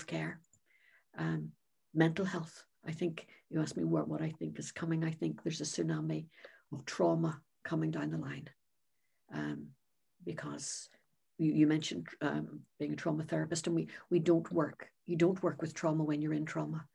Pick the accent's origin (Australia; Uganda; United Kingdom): United Kingdom; Northern Ireland; I'm originally from Northern Ireland